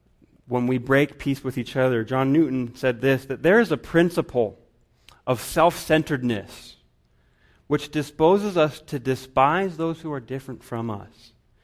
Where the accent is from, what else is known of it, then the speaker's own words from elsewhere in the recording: Guatemala; I remember when I was growing up in Guatemala